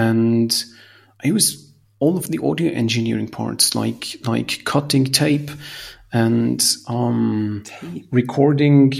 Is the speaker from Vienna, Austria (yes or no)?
no; Salzburg, Austria; I come from Salzburg